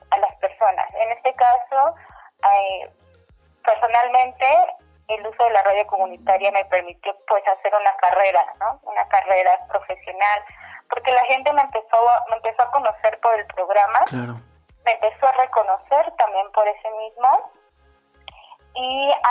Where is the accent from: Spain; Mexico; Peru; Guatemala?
Mexico; Oaxaca; Yo soy de, como lo, de, en donde yo abrí el showroom, en está el showroom que es la comunidad de Oaxaca de León, ubicada en la región mixteca de Oaxaca.